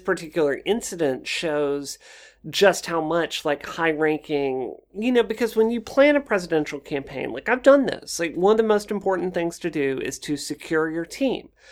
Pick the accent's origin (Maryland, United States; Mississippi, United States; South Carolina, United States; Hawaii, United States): Mississippi, United States; moved away as an adult; also born or lived in Washington, D.C.; I grew up in Mississippi